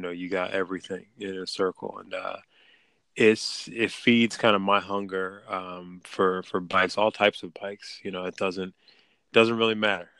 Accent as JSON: {"language": "English", "town": "Philadelphia", "region": "Pennsylvania", "country": "United States", "tie": "born or raised there", "moved": "as an adult", "lives_now": "Maryland, United States", "said": "So I'm originally from Philly. Was born in like North Philly, and family's still up there. And then I moved actually out to the county right outside of Philly."}